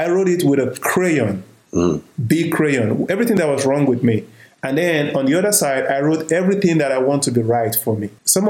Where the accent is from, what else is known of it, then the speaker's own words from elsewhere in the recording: Nigeria; now in United States; I'm from Nigeria.